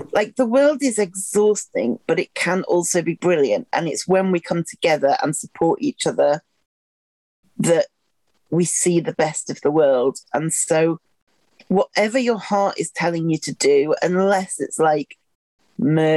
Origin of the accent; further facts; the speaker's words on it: Wigan, North West England, United Kingdom; now in Sheffield, United Kingdom; I grew up in Wigan, which is your side of the Pennines